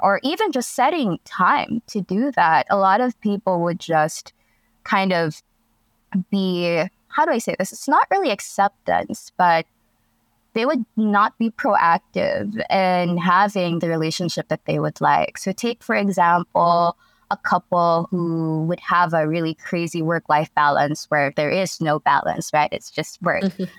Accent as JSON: {"language": "English", "country": "Philippines", "said": "So again, a little bit of background is I come from the Philippines, and the culture here, even if it has changed considerably, it's still very conservative."}